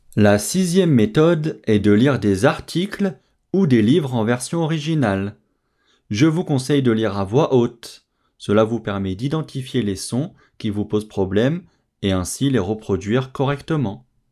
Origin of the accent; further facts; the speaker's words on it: France; je suis français